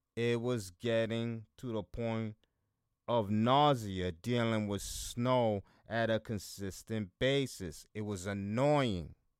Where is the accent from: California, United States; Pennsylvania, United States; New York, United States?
New York, United States; Buffalo; here in my hometown